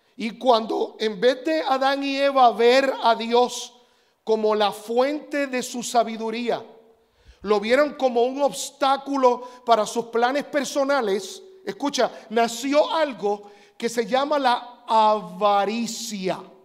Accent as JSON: {"language": "Spanish", "country": "Puerto Rico", "tie": "born or raised there", "said": "Yo cuando era niño, yo nací en Puerto Rico"}